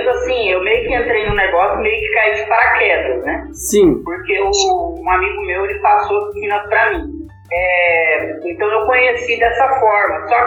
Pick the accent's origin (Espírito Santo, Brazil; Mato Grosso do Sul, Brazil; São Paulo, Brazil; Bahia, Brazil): Mato Grosso do Sul, Brazil; Campo Grande; also born or lived in Cuiabá, Mato Grosso; em Cuiabá, aí eu nasci lá, mas quando eu tinha, quando eu era bebê ainda, meu pai já mudou pra cá, pra, pra Campo Grande. Eles vieram pra cá, e aí eu fui criado aqui. Eu praticamente eu sou mato-grossense, né?